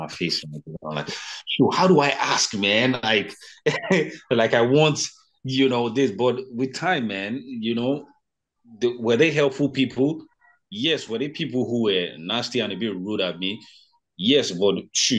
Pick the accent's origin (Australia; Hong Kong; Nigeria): Nigeria; Ota, Ogun State; first language Yoruba; English is a second language; moved away as an adult; I come from Ota, from Ogun State, Ota. My hometown is called Ota